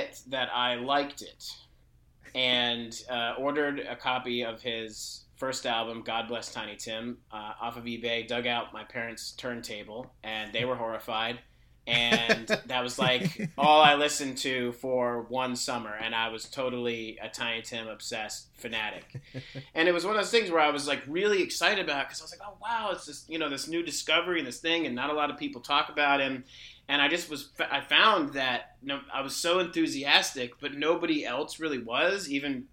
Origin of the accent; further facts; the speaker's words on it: New England, United States; growing up in New England at that time